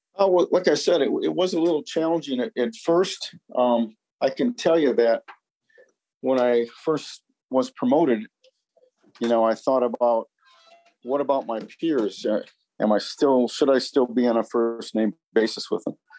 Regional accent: St. Paul, Minnesota, United States; moved away as an adult; I grew up in St. Paul, Minnesota

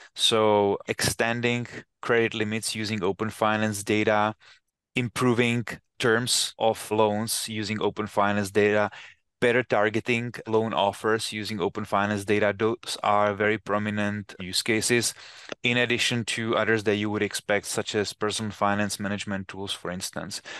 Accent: Czechia; moved away as an adult; now in United States; I come from Czech Republic, and I remember when a while ago I went back to my hometown, which is very small hometown

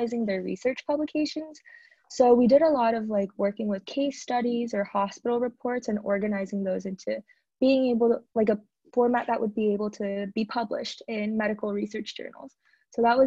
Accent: Arcadia, California, United States; my hometown is in Arcadia, California

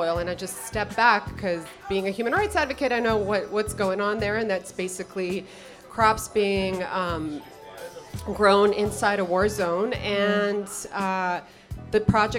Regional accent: New York, United States; Being a New Yorker, and I was just like, I gotta find something to do.

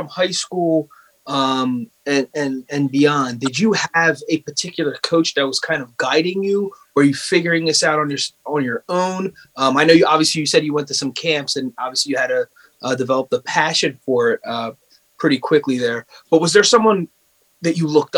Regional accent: Bristol, United States; we grew up in Bristol

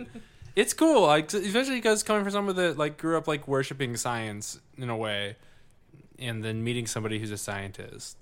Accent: United States; I grew up living in America, the best country in the world.

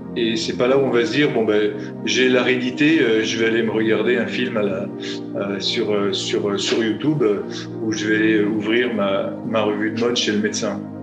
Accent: France; je suis français

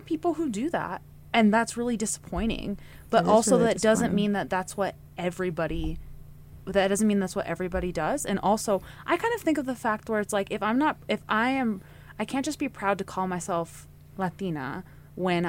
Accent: Central Valley, California, United States; I grew up in Central Valley

